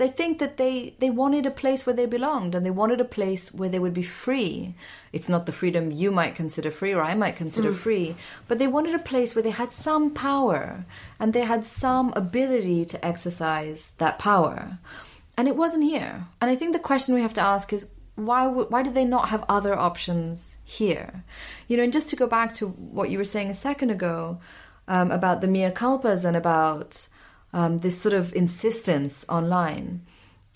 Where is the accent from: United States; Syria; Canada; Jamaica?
Syria; moved away; also born or lived in Pakistan / Afghanistan; I grew up in Syria. I'm from Pakistan. I'm half Afghan.